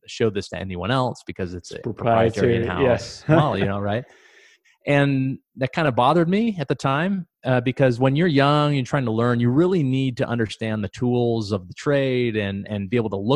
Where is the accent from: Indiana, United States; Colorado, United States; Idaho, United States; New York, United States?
Idaho, United States; Pacific Northwest; moved away as an adult; also born or lived in Montana / Boise, Idaho / Panama; So I grew up in the Pacific Northwest, born in Montana, went to high school in Idaho.